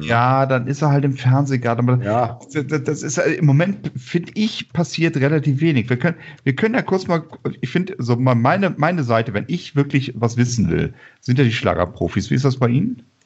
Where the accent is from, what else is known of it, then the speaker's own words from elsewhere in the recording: Bonn, North Rhine-Westphalia, Germany; ich komme aus Bonn